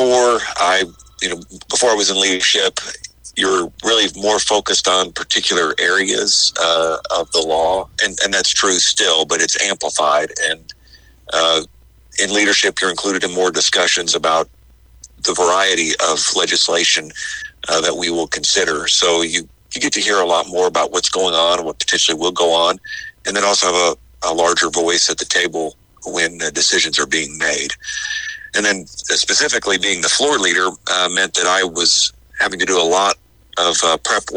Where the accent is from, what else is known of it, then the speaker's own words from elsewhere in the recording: Metropolis, Illinois, United States; I'm in my hometown of Metropolis